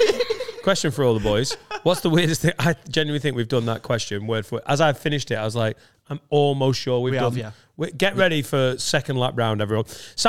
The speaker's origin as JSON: {"language": "English", "region": "Scotland", "country": "United Kingdom", "said": "I'm Scottish, so I don't actually have a clue."}